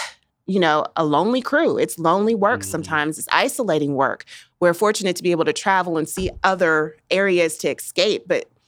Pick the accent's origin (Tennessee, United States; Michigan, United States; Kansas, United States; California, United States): Kansas, United States; Wichita; Why did I decide to stay in Wichita? It is because it is home. My family is here.